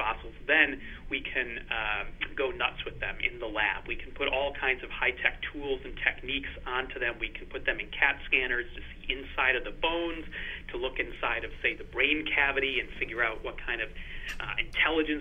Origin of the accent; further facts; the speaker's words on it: Northern Illinois, United States; moved away as an adult; now in Edinburgh, United Kingdom; I grew up in the Midwest in the U.S. and Northern Illinois